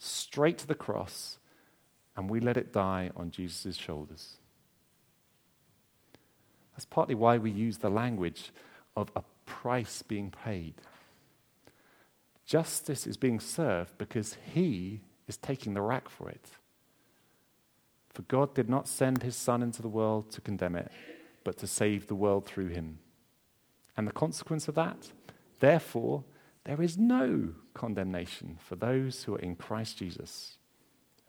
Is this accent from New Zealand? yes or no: no; Essex, East of England, United Kingdom; I'm from Essex. Remember that my mom cleaned the house way too much when I was growing up